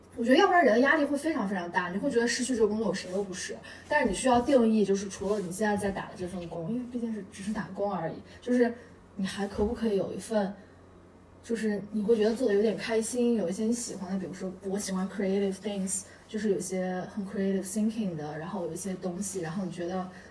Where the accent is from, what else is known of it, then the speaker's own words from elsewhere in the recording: Altay, Xinjiang, China; moved away; 我是在一个非常小的城市长大，叫新疆阿勒泰